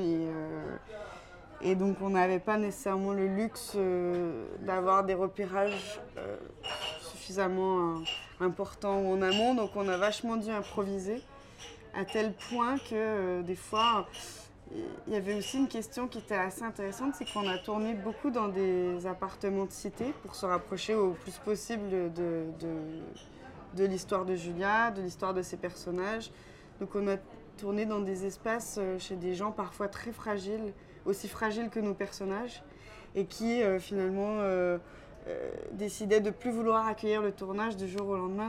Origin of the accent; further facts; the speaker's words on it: Quebec, Canada; moved away as an adult; now in France; je suis originaire du Québec